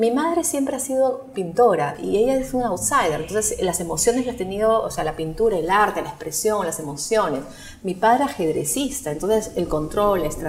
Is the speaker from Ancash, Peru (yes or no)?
no; Lima, Peru; O sea, yo vengo de Lima con mi visión de Perú